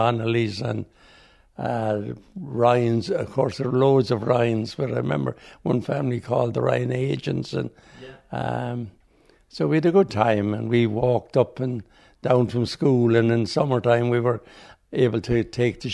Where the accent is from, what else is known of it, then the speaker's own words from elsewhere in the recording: Holycross, Tipperary, Ireland; I grew up in the Holy Cross, looking at the shore, and in the middle of the village